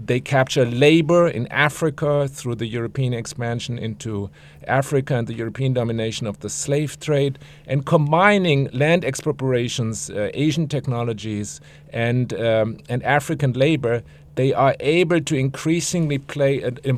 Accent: Frankfurt, Hesse, Germany; moved away; I'm from Frankfurt, Germany.

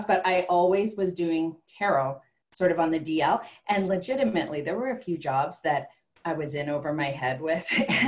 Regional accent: Calgary, Alberta, Canada; I'm from Calgary, Alberta

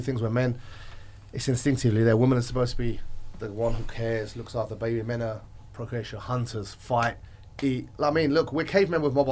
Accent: England, United Kingdom; moved away; I was raised in England

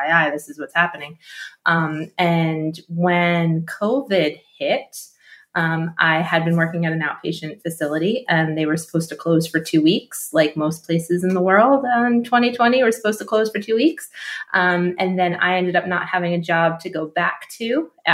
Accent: New Jersey, United States; I grew up in New Jersey

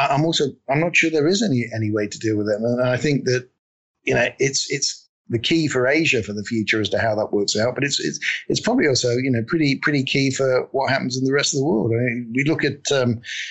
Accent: United Kingdom; we're all British

